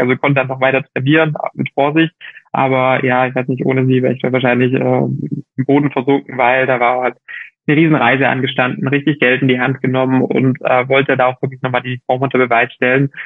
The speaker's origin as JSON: {"language": "German", "country": "Germany", "moved": "as an adult", "lives_now": "Girona, Spain", "said": "für mich als Deutscher"}